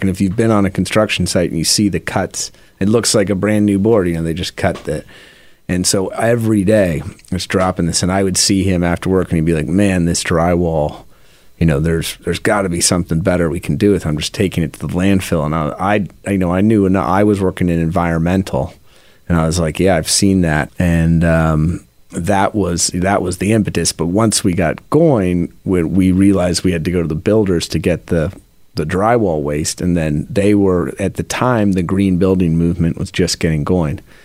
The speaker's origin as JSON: {"language": "English", "town": "Philadelphia", "region": "Pennsylvania", "country": "United States", "tie": "born or raised there", "also_born_or_lived": "Seattle / England", "said": "my family moved to Mount Airy section of Philadelphia when I was in fourth grade. We came from England"}